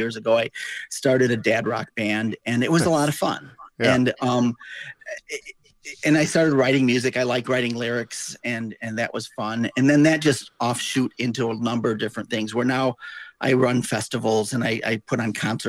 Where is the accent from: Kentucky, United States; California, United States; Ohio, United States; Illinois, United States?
Illinois, United States; Rockford; I grew up in Rockford, Illinois